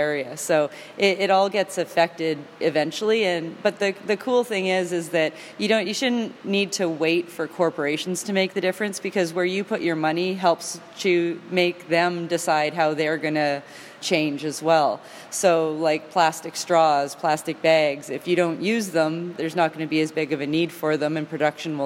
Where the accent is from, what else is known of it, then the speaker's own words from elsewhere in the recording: Canada; also born or lived in Vancouver area / Campbell River, British Columbia; I'm always proud to travel as a Canadian